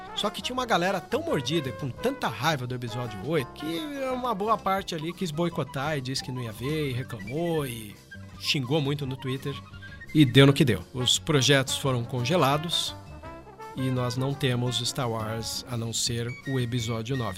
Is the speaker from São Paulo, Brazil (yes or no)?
yes; São Bernardo do Campo, São Paulo, Brazil; moved away as an adult; also born or lived in Santos; now in Cascavel, Brazil; sou de São Bernardo, depois eu me mudei para Santos